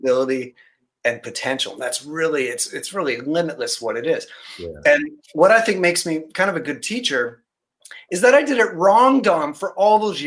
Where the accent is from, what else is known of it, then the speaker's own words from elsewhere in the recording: Barrie, Ontario, Canada; I grew up in Barrie, so I know Music Pro in Barrie